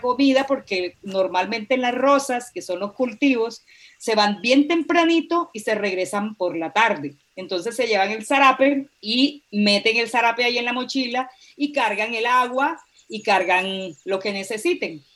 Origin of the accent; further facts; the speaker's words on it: Sabana de Sucre, Colombia; mi tierra, que es la sabana de Sucre